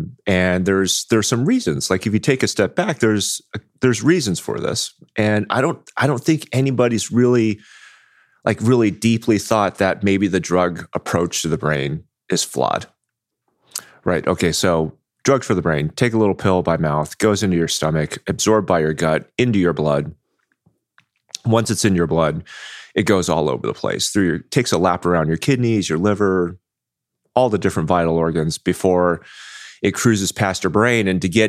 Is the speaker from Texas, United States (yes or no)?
no; Anaheim, California, United States; also born or lived in Houston / New York / Bay Area, California; Grew up in Anaheim.